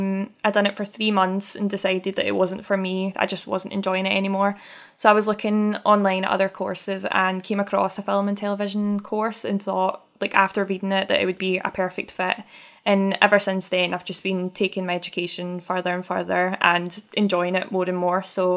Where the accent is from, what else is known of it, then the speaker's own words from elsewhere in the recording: Glasgow, Scotland, United Kingdom; As someone who's born and bred in Govan